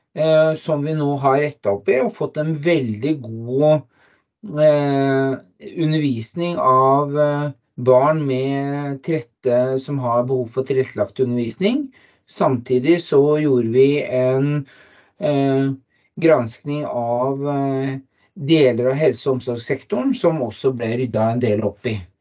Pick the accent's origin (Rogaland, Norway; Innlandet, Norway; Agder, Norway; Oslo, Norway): Oslo, Norway; now in Lier, Norway; Jeg kommer fra Oslo